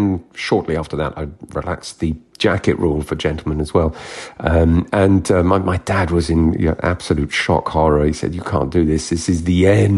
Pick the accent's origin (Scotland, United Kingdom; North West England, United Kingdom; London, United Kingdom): London, United Kingdom; also born or lived in Kent / France; I was born here, born in Kent and raised in South London.